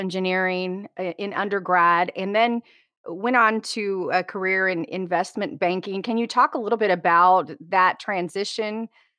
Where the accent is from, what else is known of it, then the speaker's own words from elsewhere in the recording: Midwest, United States; I'm a Midwesterner originally